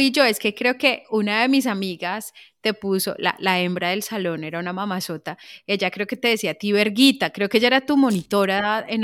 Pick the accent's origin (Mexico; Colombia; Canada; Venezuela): Colombia; moved away as an adult; salí de Colombia chiquita, me parecía a mí como para una colombiana sola, tenía 22 años.